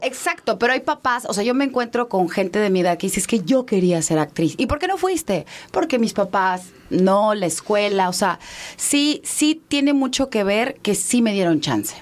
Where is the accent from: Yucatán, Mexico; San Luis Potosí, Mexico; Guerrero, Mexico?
Yucatán, Mexico; Mérida; moved away; also born or lived in Mexico City; Yo crecí en Mérida.